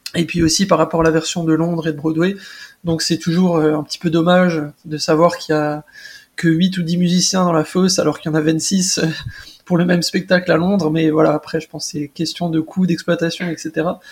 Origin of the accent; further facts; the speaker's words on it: Alsace, Grand Est, France; je viens d'Alsace